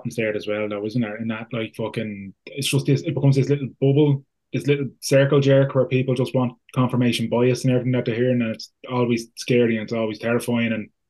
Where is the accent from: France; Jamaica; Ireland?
Ireland; Ballybrack, Leinster; now in Portlaoise, Ireland; I'm from Ballybrack. I moved to Portlaoise. To the people of Portlaoise, I'm foreign, right?